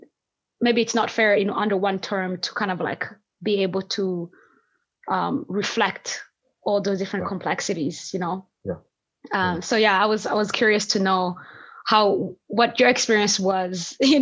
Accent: Burundi; moved away; also born or lived in West Africa; I'm from Burundi and I also lived in West Africa

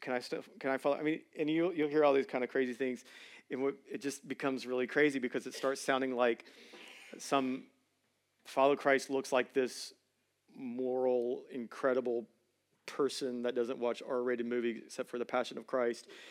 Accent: Georgia, United States; I'm originally from Hughley

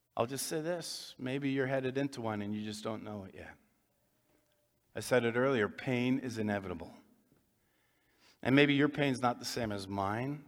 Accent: Winnipeg, Manitoba, Canada; grew up here in Winnipeg, south end of town

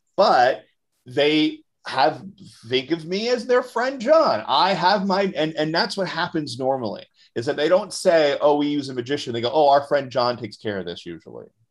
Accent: Orlando, Florida, United States; moved away; I'm originally from Orlando, Florida

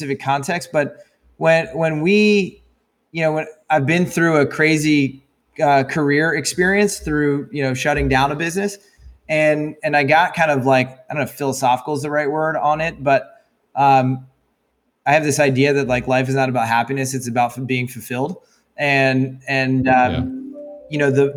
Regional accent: Annapolis, Maryland, United States; grew up in Annapolis, Maryland.

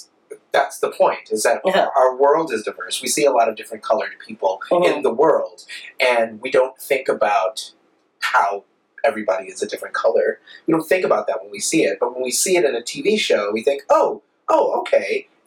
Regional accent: North Carolina, United States; now in New York, United States; North Carolina.

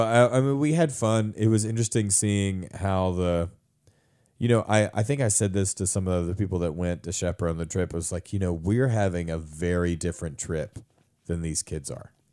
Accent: United States; as an American man

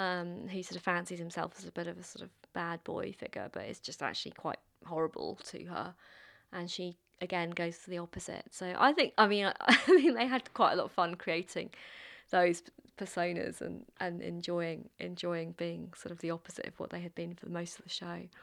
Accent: London, United Kingdom; I grew up in London

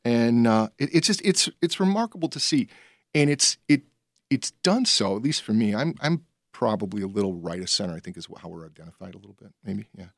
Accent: Berwyn, Illinois, United States; moved away as an adult; I grew up in Berwyn.

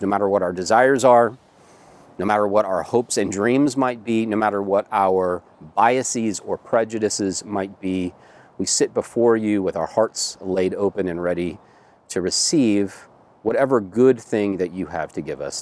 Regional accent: United States; if you're a white American and you own a home

